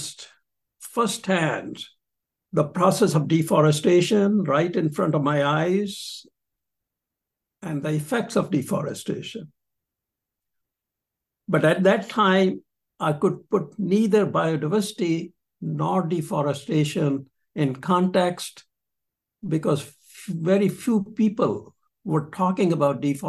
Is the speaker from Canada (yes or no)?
no; Punjab, India; I was born and raised in Punjab